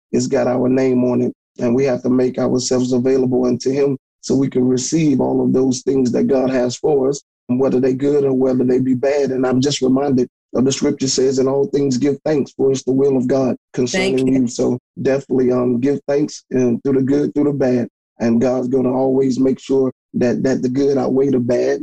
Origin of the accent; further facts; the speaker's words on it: Hammond, Louisiana, United States; I'm from um, Hammond, Louisiana. I'm 50 miles from New Orleans, Louisiana, which everybody knows, and I'm 40 miles from Baton Rouge.